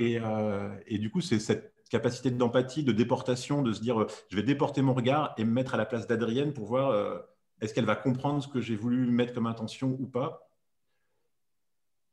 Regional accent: Grenoble, Auvergne-Rhône-Alpes, France; je suis de Grenoble

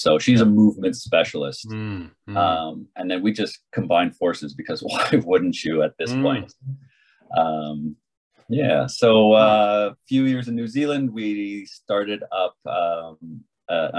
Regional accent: Canada; moved away as an adult; also born or lived in Australia; I am Canadian by design and left Canada when I was 22, 23

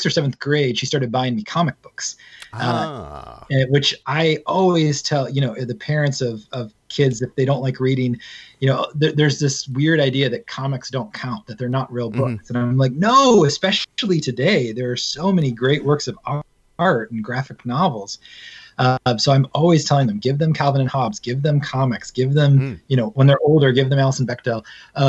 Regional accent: Georgia, United States; I grew up in Georgia

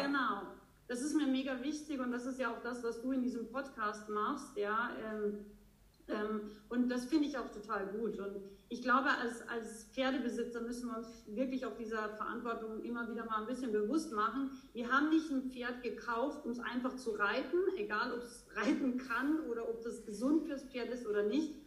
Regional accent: Austria; now in Bavaria, Germany; ich komme ursprünglich aus Österreich, ähm, lebe aber schon sehr, sehr lange in schönen Bayern

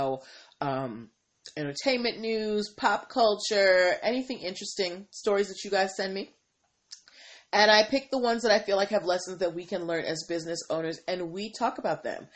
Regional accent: Boston, Massachusetts, United States; now in Washington, D.C., United States; I am from Boston and I am a big Pats fan.

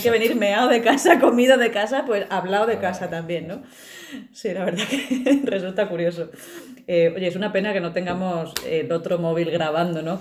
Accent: Extremadura, Spain; moved away; soy extremeña y cuando voy bajando al pueblo se me empiezan a caer las letras

